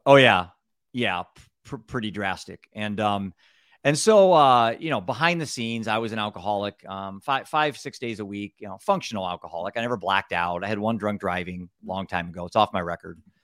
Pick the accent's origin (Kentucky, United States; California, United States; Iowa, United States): Iowa, United States; Cedar Rapids; I'm from Cedar Rapids, Iowa, the Midwest